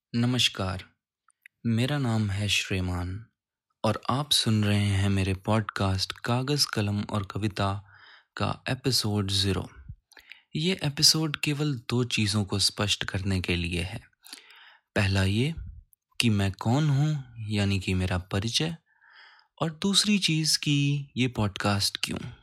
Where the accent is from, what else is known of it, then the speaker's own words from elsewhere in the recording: Uttar Pradesh, India; now in Gurugram, India; मैं उत्तर प्रदेश का मूल निवासी हूँ और इस समय गुरुग्राम हरियाणा में कार्यरत हूँ